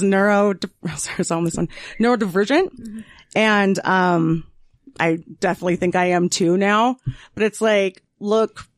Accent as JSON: {"language": "English", "region": "Utah", "country": "United States"}